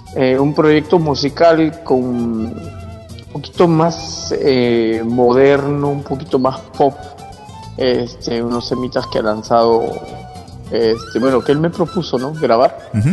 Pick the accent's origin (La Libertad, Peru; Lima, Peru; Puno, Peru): La Libertad, Peru; Trujillo; moved away as an adult; also born or lived in Argentina / Norway; now in Bergen, Norway; soy trujillano.